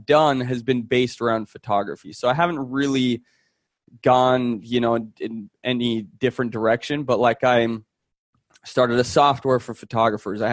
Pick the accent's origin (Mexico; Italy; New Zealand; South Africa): Italy; Florence, Tuscany; I grew up, growing up in Florence, Italy